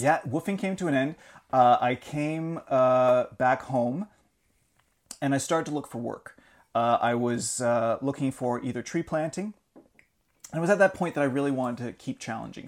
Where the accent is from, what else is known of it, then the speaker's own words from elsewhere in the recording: Alliston, Ontario, Canada; grew up an hour north of Toronto, around Alliston.